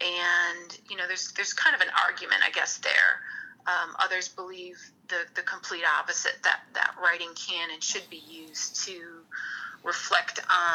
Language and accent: English; Hammond, Indiana, United States; born there; also born or lived in Lansing; Well, I was born in Hammond, Indiana, so you're so close to the border there.